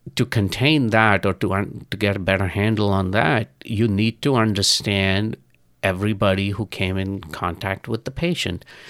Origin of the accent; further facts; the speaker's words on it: India; moved away; I'm originally from India and I go back to India on a regular basis